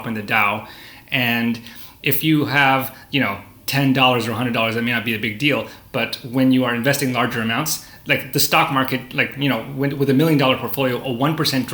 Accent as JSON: {"language": "English", "country": "Canada", "tie": "born or raised there", "said": "I was born in Canada, and we grew up in a kind of a middle class environment"}